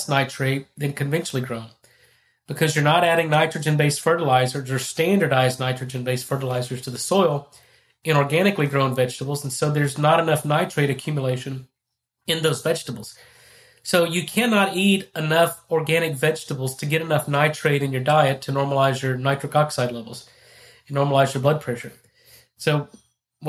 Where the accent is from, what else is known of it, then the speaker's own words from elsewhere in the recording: Texas, United States; I'm from Texas. I'm a beef producer